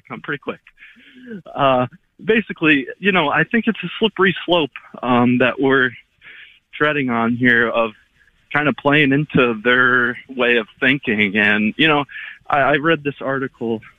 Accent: New York, United States; as a kid, I was raised in New York.

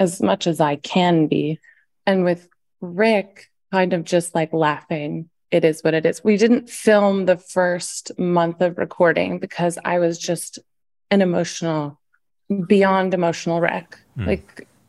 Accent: Nashville, Tennessee, United States; also born or lived in the Valley (San Fernando Valley, California); I went to school in Nashville. I was born in the Valley. And my mom was like a single mom, made music. And we moved to Nashville.

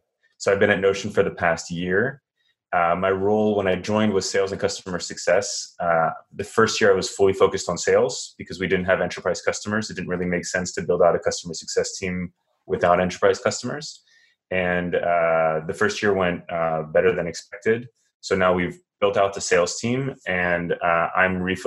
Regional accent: France; moved away as an adult; also born or lived in United States / London / Israel; now in San Francisco, United States; I was born in the US, but I grew up in France, so I'm a dual citizen.

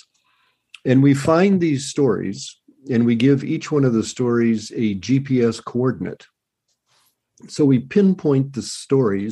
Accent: Colorado, United States; moved away; I was originally from Colorado

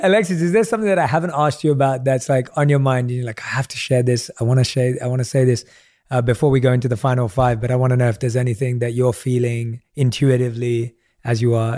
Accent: London, United Kingdom; I grew up in London, I knew no one in the entertainment industry

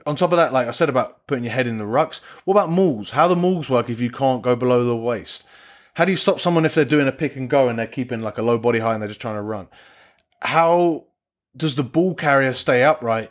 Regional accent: England, United Kingdom; I say this as an Englishman

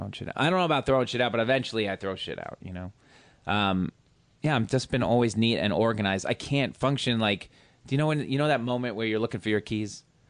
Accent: New York, United States; I'm a New Yorker.

